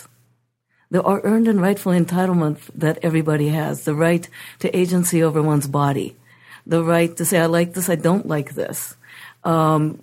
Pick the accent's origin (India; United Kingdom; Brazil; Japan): Japan; now in United States; I come from Japan